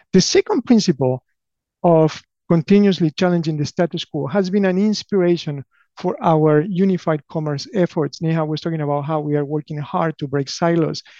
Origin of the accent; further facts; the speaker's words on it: Argentina; English is a second language; moved away as an adult; also born or lived in Buenos Aires / Patagonia / Durham, North Carolina; now in United States; I grew up in Argentina, alternating between Buenos Aires and the Patagonia of Argentina. I moved to the US uh, more than 25 years ago